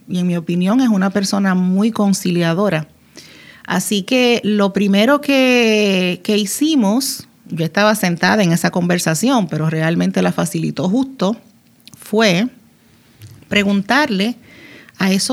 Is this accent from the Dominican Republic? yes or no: yes; Dominican Republic; now in Puerto Rico; Yo soy ah, dominicana y ah, acababa de llegar a Puerto Rico. Teníamos apenas tres años de habernos casado.